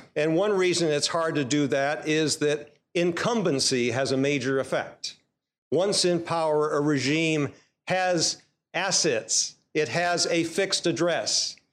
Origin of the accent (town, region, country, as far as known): United States